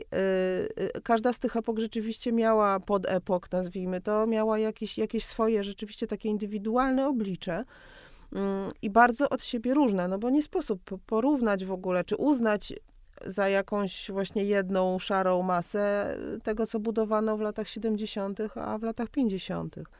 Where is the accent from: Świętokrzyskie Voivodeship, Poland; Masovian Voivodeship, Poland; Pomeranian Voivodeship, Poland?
Masovian Voivodeship, Poland; Warsaw; jako warszawianka